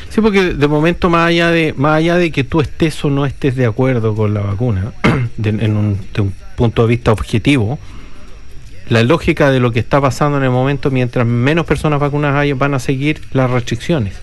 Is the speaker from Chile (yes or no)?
yes; Chile; now in New Zealand; Nosotros, si bien somos chilenos